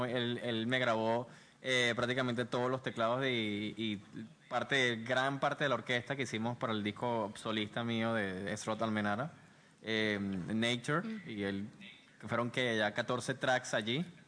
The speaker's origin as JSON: {"language": "Spanish", "town": "Maracay", "region": "Aragua", "country": "Venezuela", "moved": "yes", "lives_now": "Panama City, Panama", "said": "venimos de Maracay."}